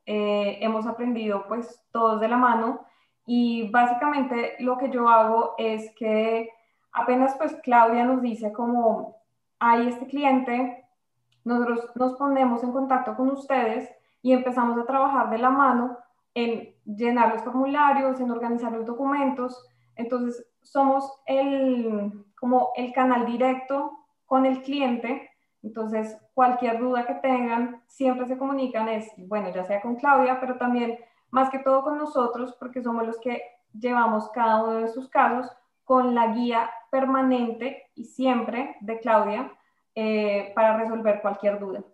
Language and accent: Spanish; Colombia; moved away as an adult; now in Canada; yo soy de Colombia, eh, me gradué en el 2015 de la Universidad de Externado